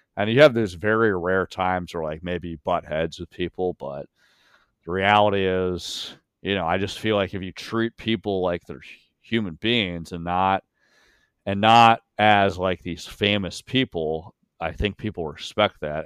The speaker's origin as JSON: {"language": "English", "town": "York", "region": "Pennsylvania", "country": "United States", "tie": "born or raised there", "moved": "yes", "said": "I grew up in York, Pennsylvania"}